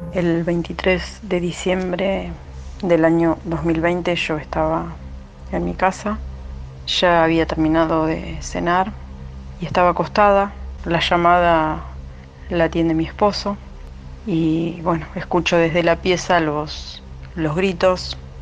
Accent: La Plata, Buenos Aires Province, Argentina; soy de La Plata

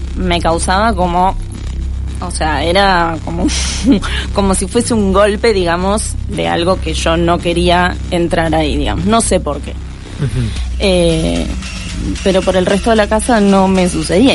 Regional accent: Mar del Plata, Buenos Aires Province, Argentina; Nací en Capital Federal y a los cinco años me vine a vivir a Mar del Plata

